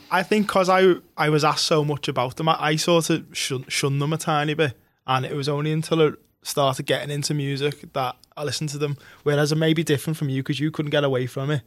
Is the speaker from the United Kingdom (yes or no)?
yes; Liverpool, North West England, United Kingdom; ask where are you from, where are you from? Yeah, and we'd go Liverpool